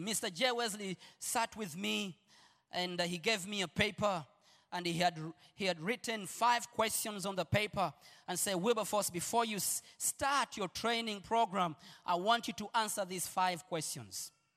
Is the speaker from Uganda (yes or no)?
yes; Uganda; I'm Ugandan